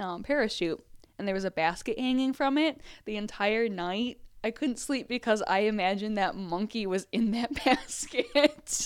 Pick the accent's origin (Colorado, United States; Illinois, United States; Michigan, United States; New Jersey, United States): Michigan, United States; Southeast; I grew up in Southeast Michigan